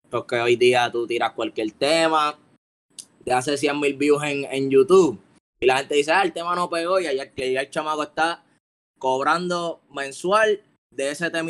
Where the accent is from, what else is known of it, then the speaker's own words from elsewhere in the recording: Colombia; Yo que soy de Colombia.